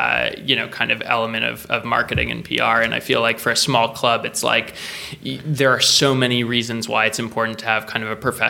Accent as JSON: {"language": "English", "country": "United States", "also_born_or_lived": "Liverpool", "moved": "yes", "said": "as an American"}